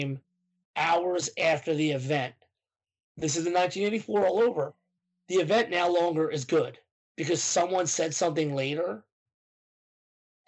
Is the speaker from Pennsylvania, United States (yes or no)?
yes; Philadelphia, Pennsylvania, United States